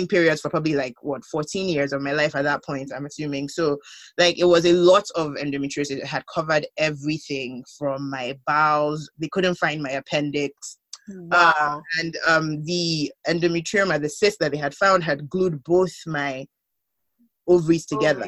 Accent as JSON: {"language": "English", "country": "Nigeria", "moved": "yes", "said": "being the Nigerian that I am"}